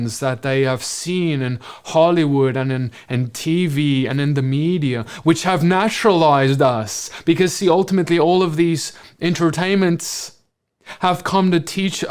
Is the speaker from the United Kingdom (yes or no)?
no; South Africa; moved away as an adult; now in United States; As a South African who grew up, was born in South Africa, lived there my whole life, and moved to the US just a few years ago